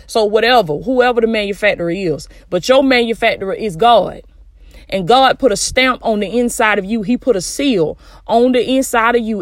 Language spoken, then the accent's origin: English; the South, United States; I'm from the South, baby. That's how we used to talk